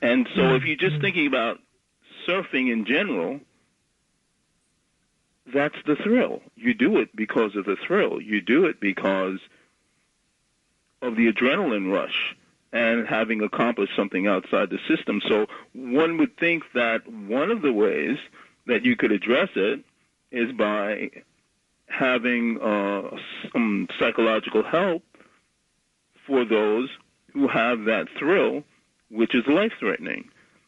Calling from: Bronx, New York, United States

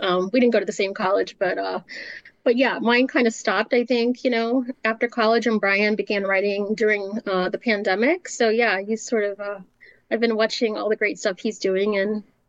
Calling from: Maryland, United States; Yeah, I'm from Maryland.

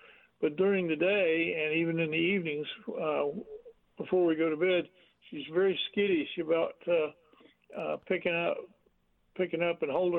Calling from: Plattsburgh, New York, United States; Plattsburgh, New York.

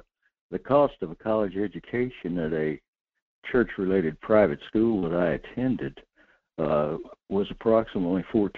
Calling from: North Pole, Alaska, United States; in North Pole.

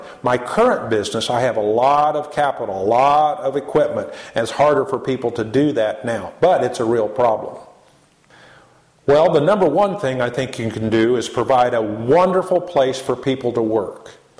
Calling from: United States; we're calling in from America to East Africa

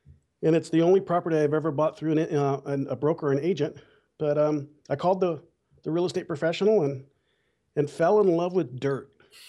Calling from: Bakersfield, California, United States; Well, Bakersfield, California.

